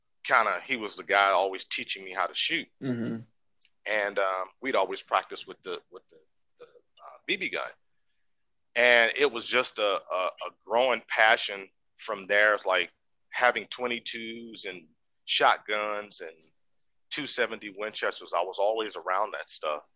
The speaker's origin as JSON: {"language": "English", "town": "Houston", "region": "Texas", "country": "United States", "tie": "born or raised there", "said": "Growing up in Texas, I'm originally from Houston, Texas."}